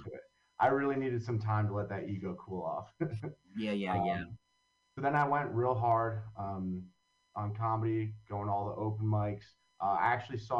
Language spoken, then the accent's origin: English; Long Valley, New Jersey, United States; now in Hoboken, United States; I grew up in Long Valley, New Jersey